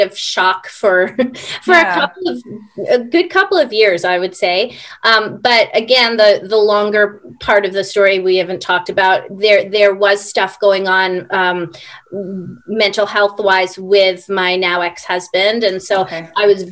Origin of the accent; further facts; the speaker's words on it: New York City, New York, United States; moved away as an adult; also born or lived in Buenos Aires, Argentina; now in Vernon; I grew up in Washington Heights, which is sort of the northern tip of Manhattan bordering the Bronx